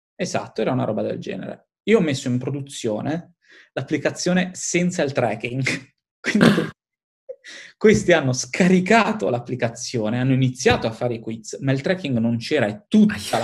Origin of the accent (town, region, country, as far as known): Italy; moved away as an adult; now in London, United Kingdom